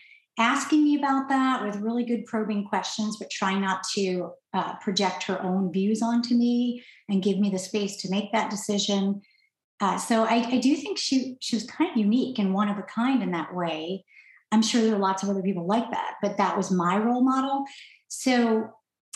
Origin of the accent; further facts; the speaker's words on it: New York, United States; now in California, United States; I'm out here in California, finally living near him because I'm from New York